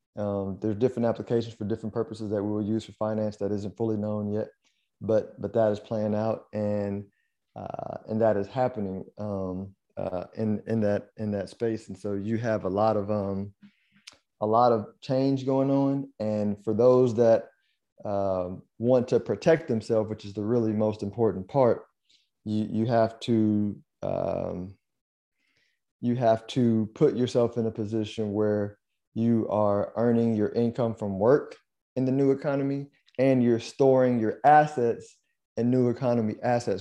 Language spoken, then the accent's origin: English; United States; an American